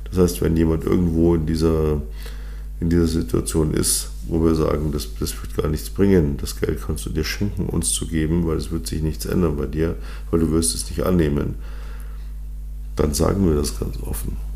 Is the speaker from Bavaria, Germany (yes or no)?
yes; Munich, Bavaria, Germany; born there; Und ich bin gebürtiger Münchner deswegen bin ich auch natürlich für den FC Bayern.